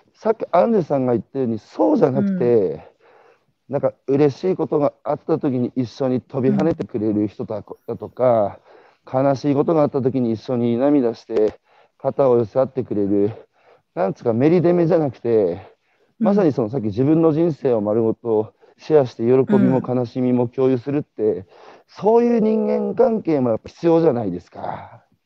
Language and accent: Japanese; Iwate, Japan; moved away; 岩手から昔出てきた